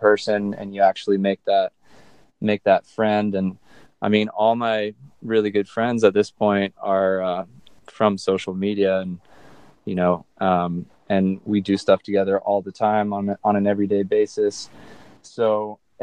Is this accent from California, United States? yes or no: yes; Southern California, United States; Growing up in Southern California